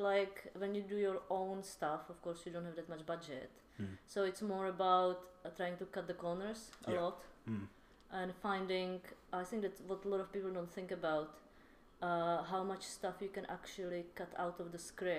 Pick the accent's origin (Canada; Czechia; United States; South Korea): Czechia; I'm from Czech.